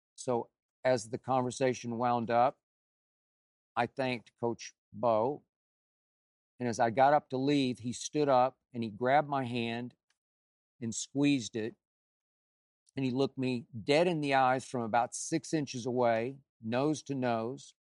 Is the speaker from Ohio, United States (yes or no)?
no; Oklahoma City, Oklahoma, United States; moved away as an adult; Growing up in Oklahoma City, we didn't have a lot of money